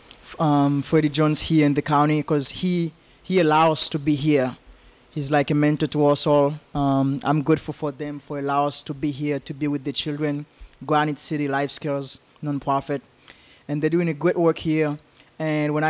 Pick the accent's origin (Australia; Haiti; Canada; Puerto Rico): Haiti; moved away as an adult; also born or lived in Utah; now in United States; born and raised in Haiti. I moved to the U.S. when I was 21